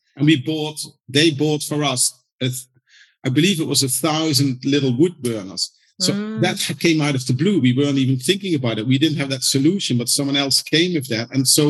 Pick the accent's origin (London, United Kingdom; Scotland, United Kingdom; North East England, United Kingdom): London, United Kingdom; when you said, oh, from London, they loved it and that's where they want to go to.